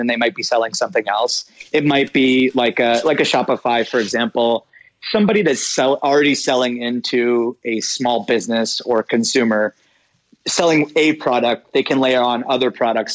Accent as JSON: {"language": "English", "town": "Pittsburgh", "region": "Pennsylvania", "country": "United States", "tie": "born or raised there", "also_born_or_lived": "India", "said": "I was born in Pittsburgh"}